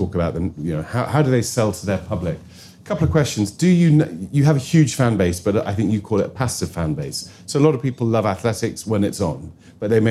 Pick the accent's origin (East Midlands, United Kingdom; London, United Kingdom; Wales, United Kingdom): Wales, United Kingdom; I say that as a Welshman